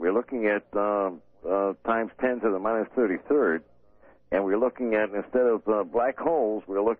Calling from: San Diego, California, United States; I'm calling from San Diego, the home of the tailhook maniacs.

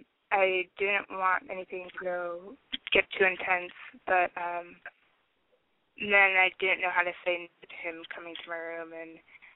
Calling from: Washington, United States; I'm calling from Washington State, and I'm 21.

